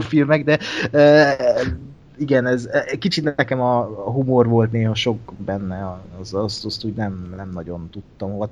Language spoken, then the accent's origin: Hungarian; Hungary; mint magyar embert